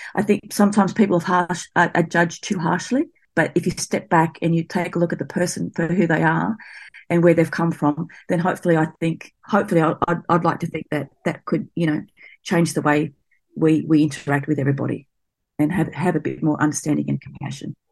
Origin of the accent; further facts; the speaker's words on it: Blacktown, New South Wales, Australia; I grew up near Blacktown out at Western Sydney